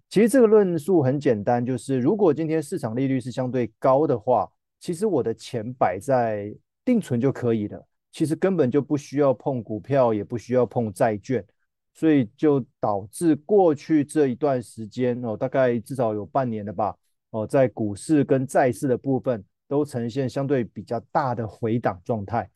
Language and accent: Chinese; Taiwan; 我们台湾这边的老人也是非常非常的多